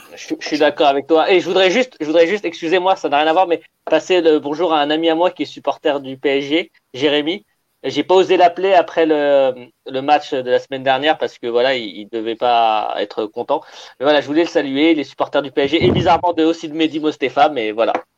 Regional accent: Algeria; quand on est algérien, africain

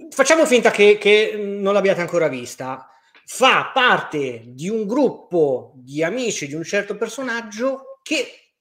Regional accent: Marche, Italy; Per, peraltro Enrico, un mio conterraneo, perché io sono marchigiano e quindi

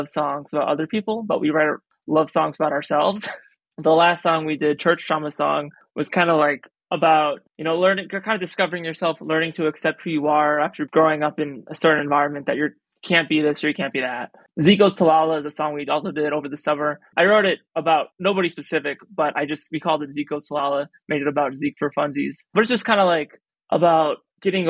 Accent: Chicago, Illinois, United States; I'm from here.

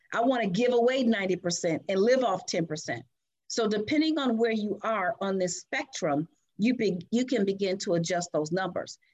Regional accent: Chicago, Illinois, United States; I was born and raised in Chicago.

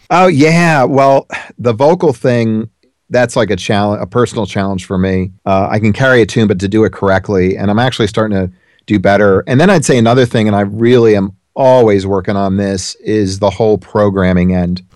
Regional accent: South Orange, New Jersey, United States; I grew up in New Jersey

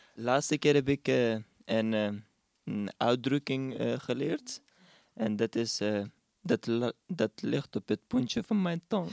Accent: Pakistan; Dutch is a second language; now in Netherlands; als iemand aan mij vraagt waar ik vandaan kom, dan zeg ik Pakistan

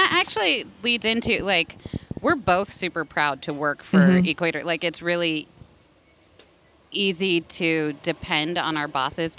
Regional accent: Ohio, United States; now in California, United States; we're both from Ohio

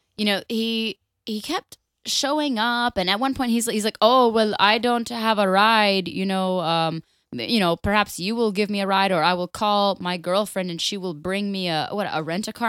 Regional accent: Florida, United States; I am born and raised in Florida, I'm three fourths Irish

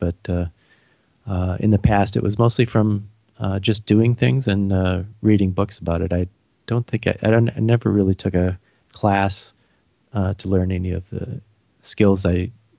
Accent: Beloit, Wisconsin, United States; now in St. Paul, United States; I live in St. Paul, Minnesota, which is part of the Twin Cities with Minneapolis. And I'm from a small town in Wisconsin called Beloit. But I've lived in Minnesota most of my life.

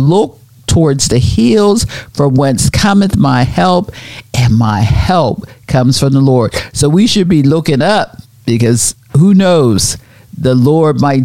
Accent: Pennsylvania, United States; moved away; when we were growing up in Pennsylvania, we had the Appalachian Mountains

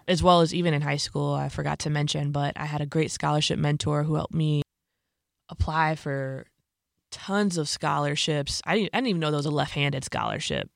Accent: Bolingbrook, Illinois, United States; I was born and raised in Bolingbrook, Illinois, which is where my parents live currently. It's like a southwest suburb of Chicago

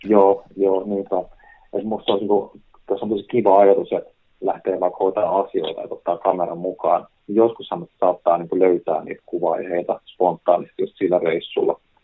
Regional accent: Helsinki, Uusimaa, Finland; mun kotikaupunki, niin Helsingin

